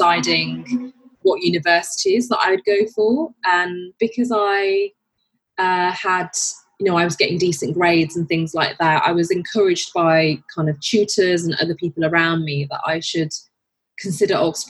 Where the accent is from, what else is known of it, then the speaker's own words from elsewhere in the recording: Birmingham, West Midlands, United Kingdom; moved away as an adult; now in London, United Kingdom; I was born and brought up in Birmingham